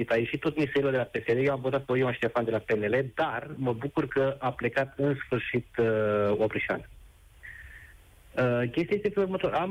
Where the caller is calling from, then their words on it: Focșani, Vrancea County, Romania; Uh, Nedere, sunt din Focșani.